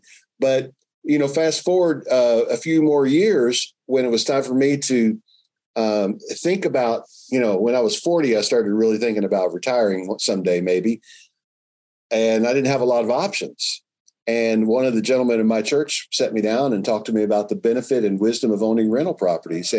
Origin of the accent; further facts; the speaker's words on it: Louisville, Kentucky, United States; moved away; I grew up in Louisville, Kentucky